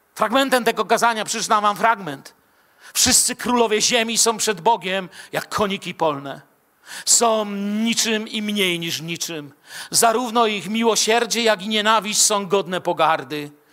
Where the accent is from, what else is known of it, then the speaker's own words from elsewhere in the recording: Bielsko-Biała, Silesian Voivodeship, Poland; also born or lived in Moscow; a ja z Bielska Białej